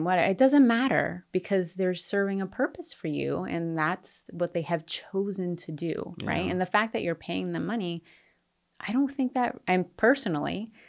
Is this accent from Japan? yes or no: yes; Japan; And, I grew up in Japan, so it's not like a completely foreign place to me.